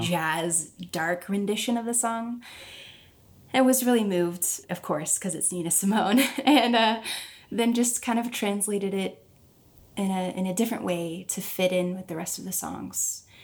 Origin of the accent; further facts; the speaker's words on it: Springfield, Missouri, United States; moved away as an adult; also born or lived in Nashville; am in Springfield, Missouri, which is my hometown.